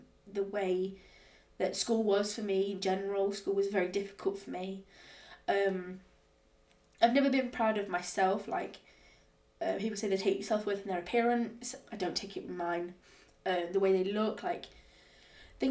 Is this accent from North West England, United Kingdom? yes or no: no; Nottingham, East Midlands, United Kingdom; moved away as an adult; I'm originally from Nottingham